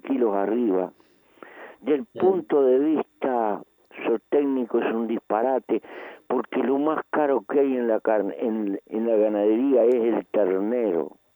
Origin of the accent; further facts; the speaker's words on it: Uruguay; en mi país no se puede tocar mucho ni la carne ni la hierba